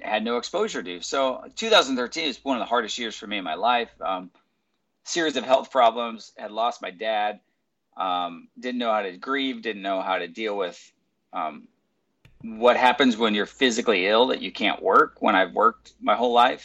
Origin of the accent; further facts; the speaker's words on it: California, United States; also born or lived in Michigan / Las Vegas / Los Angeles; I've been born and raised in California. Lived in Michigan and in Vegas for about 4 years, but always been in LA and then now in Huntington